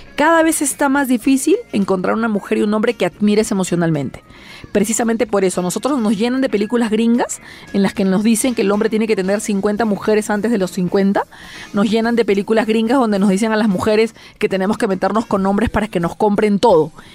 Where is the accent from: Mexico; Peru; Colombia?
Peru; Mucha gente en mi país, por ejemplo, no conoce las iglesias del centro